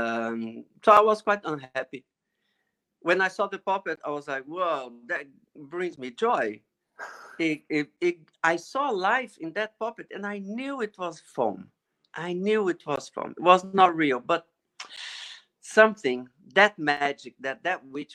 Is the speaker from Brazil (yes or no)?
yes; Brazil; now in Netherlands; I was born in Brazil